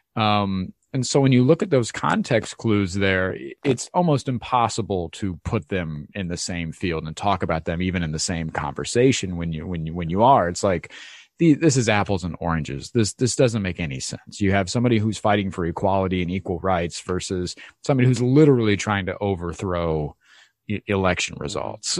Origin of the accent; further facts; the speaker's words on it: Ohio, United States; moved away; I grew up in Ohio in the Midwest